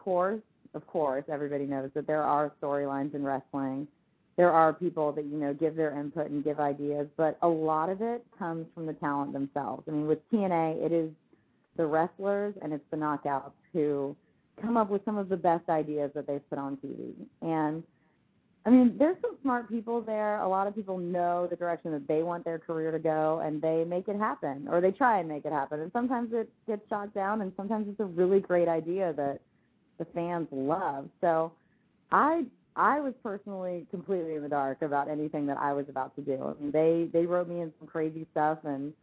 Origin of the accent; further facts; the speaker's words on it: Orlando, Florida, United States; Orlando, born and raised